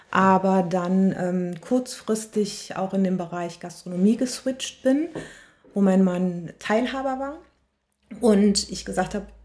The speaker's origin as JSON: {"language": "German", "region": "North Rhine-Westphalia", "country": "Germany", "tie": "born or raised there", "also_born_or_lived": "Cologne", "said": "ich bin äh, in der Nähe von Königswinter groß geworden. Deswegen sage ich mal, ich bin Rheinländerin. Ich würde gerne sagen, ich bin waschechte Kölnerin. Da habe ich zwar sehr, sehr lange gelebt"}